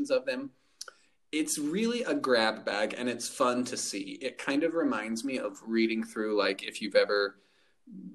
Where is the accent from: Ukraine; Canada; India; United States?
United States; as an American